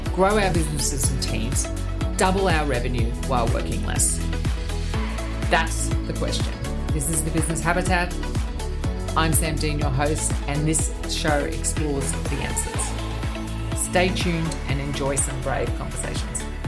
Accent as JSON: {"language": "English", "country": "Australia", "said": "as an Australian"}